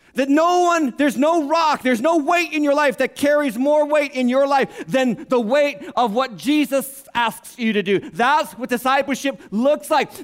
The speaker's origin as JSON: {"language": "English", "country": "United States", "said": "We're in America. We're American Christians"}